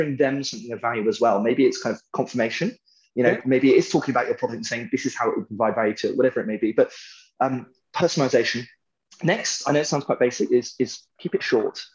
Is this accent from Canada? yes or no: no; United Kingdom; I'm British